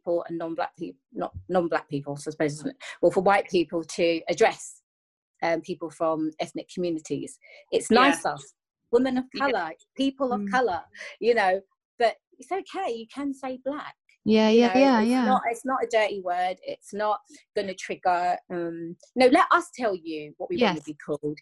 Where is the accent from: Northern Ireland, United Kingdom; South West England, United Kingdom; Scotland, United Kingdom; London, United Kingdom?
London, United Kingdom; I'm from West London